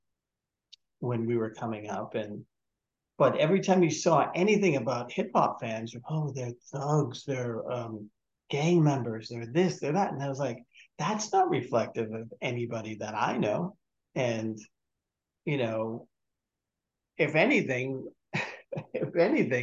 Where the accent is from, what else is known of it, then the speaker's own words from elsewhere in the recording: Malden, Massachusetts, United States; I grew up in Malden, Massachusetts, small working class town north of Boston.